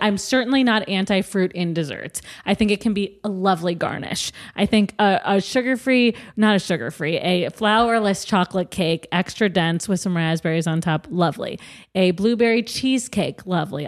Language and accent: English; Midwest, United States; I'm also from the Midwest